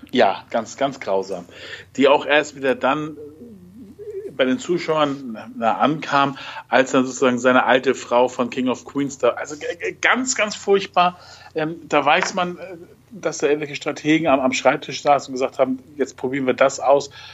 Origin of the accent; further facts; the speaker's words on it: Germany; bei uns in Deutschland